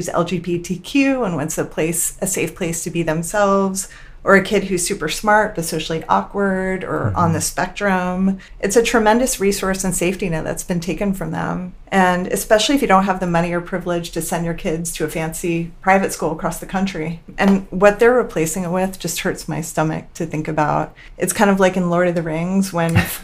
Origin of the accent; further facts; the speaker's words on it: Florida, United States; I grew up in Florida.